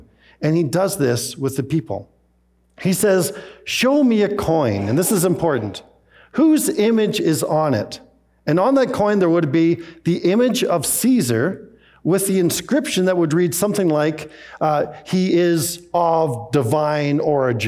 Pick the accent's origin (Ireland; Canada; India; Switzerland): Canada; also born or lived in Scotland; my mom and dad, as they immigrated from Scotland to Canada, they were very quick to take out Canadian citizenship.